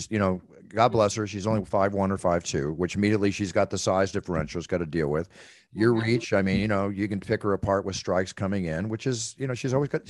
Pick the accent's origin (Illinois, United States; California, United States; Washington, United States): California, United States; Malibu; I come from Malibu where I grew up with brush fires my whole life.